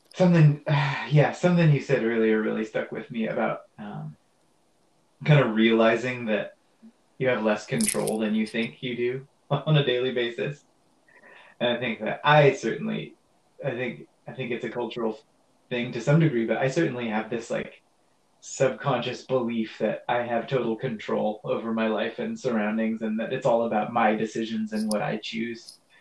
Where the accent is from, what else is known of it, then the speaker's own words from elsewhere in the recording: Pacific Northwest, United States; also born or lived in Boulder; I grew up in the Pacific Northwest and spent a lot of time in the woods and the mountains here